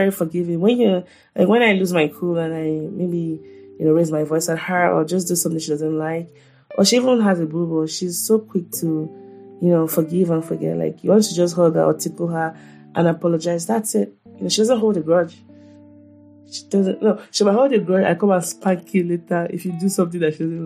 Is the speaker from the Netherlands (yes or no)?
no; Nigeria; I'm just a Nigerian mom